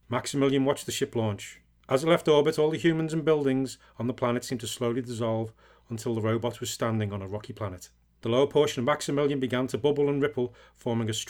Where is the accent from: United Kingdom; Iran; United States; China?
United Kingdom; England; Yeah, I think it helps because I'm English as well.